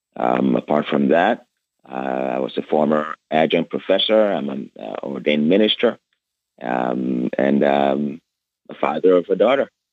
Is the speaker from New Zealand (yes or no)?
no; Lagos, Nigeria; moved away as an adult; now in United States; I was born in Lagos, Nigeria, uh, and I grew up under a dictatorship